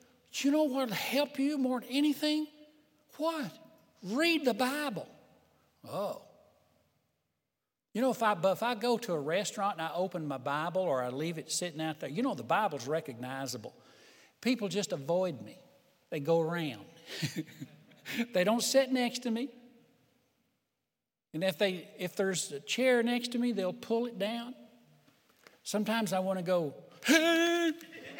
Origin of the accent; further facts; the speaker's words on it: Hills of Tennessee, United States; growing up in Hills of Tennessee